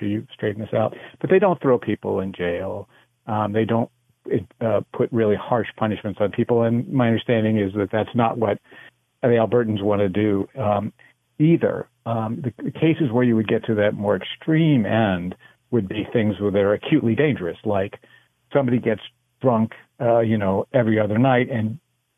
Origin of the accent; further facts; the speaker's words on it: United States; I am American